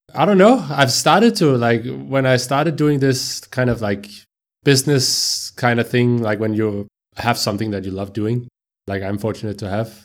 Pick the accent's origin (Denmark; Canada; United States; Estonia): Denmark; Copenhagen, Capital Region of Denmark; I am from Copenhagen. I'm uh, born and raised in a suburb to Copenhagen within the municipality of Copenhagen called Brøndshøj